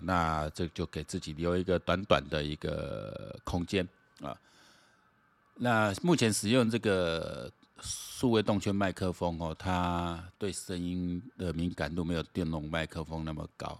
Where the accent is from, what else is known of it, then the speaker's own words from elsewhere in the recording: Taiwan; 我讲台湾人啊，大家拢有这个共识